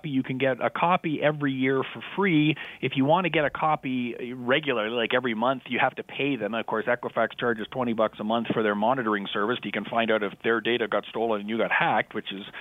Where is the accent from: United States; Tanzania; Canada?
Canada; Even though I'm Canadian